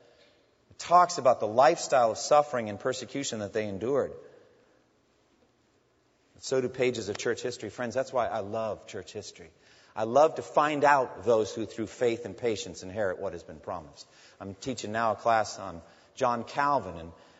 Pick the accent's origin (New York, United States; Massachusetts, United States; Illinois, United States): Massachusetts, United States; near Newburyport; Newburyport, Massachusetts, near my hometown